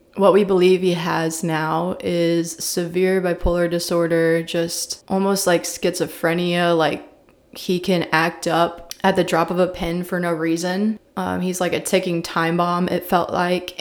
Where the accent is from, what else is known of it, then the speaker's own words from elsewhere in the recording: Columbia, Missouri, United States; I was raised in Columbia, Missouri, small little liberal town in the middle of Missouri